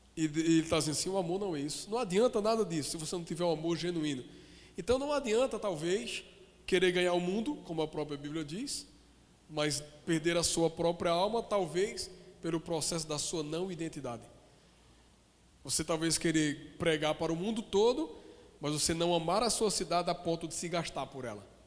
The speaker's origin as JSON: {"language": "Portuguese", "town": "Caruaru", "region": "Pernambuco", "country": "Brazil", "tie": "born or raised there", "said": "Eu nasci em Caruaru"}